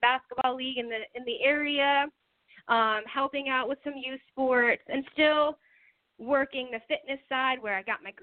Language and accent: English; Easton, Pennsylvania, United States; I moved back home to my hometown of Easton, Pennsylvania